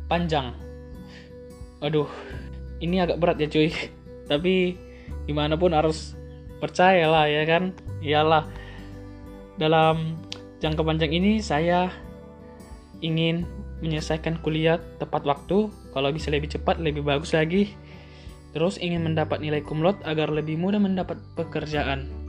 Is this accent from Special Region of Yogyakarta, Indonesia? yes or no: no; Pematang Siantar, North Sumatra, Indonesia; Saya berasal dari Kota Pematang Siantar, Provinsi Sumatera Utara.